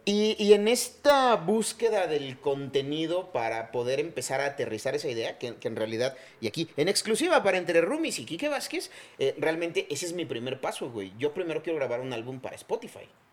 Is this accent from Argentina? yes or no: no; Chiapas, Mexico; moved away; soy de Chiapas